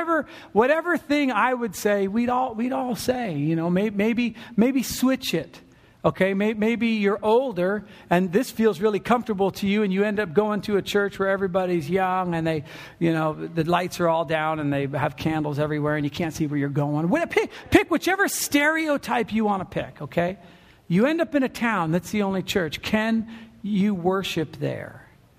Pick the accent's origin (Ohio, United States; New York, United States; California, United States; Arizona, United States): California, United States; now in Oregon, United States; And you start to think to yourself, man, I'm from SoCal.